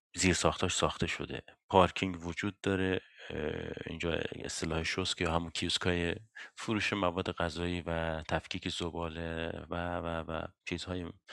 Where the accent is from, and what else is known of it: Iran; now in Sweden